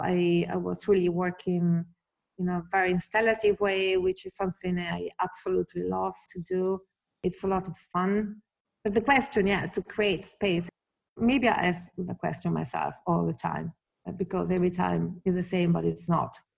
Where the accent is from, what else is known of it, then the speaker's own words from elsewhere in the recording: Italy; moved away; I grew up in Italy